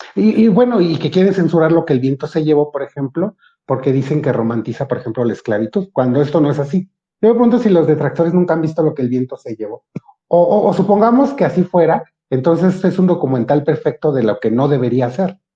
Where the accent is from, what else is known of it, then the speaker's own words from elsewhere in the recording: Mexico; Yo soy, yo soy moreno y soy mexicano